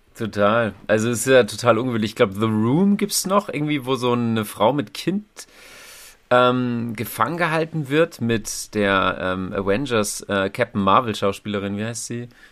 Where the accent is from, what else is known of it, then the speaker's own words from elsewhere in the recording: Thuringia, Germany; moved away; Ich komme ja auch gar nicht hier so aus, aus, aus der Gegend. Ne? Ich bin ja ähm, Thüringer, wie man hören kann, oder auch nicht